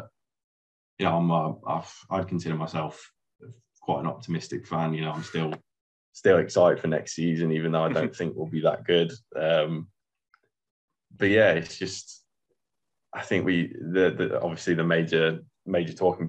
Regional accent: Coventry, West Midlands, United Kingdom; I live in Coventry now. I lived in Coventry all my life

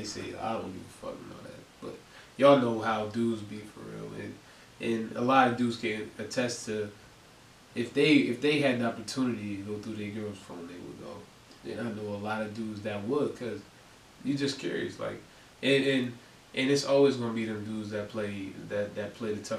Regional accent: Harrisburg, Pennsylvania, United States; I'm from Uptown Harrisburg. I'm just a local.

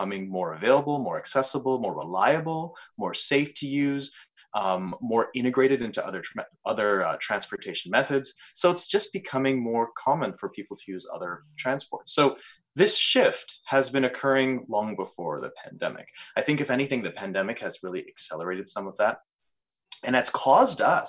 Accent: Canada; we are Canadian and part of North America

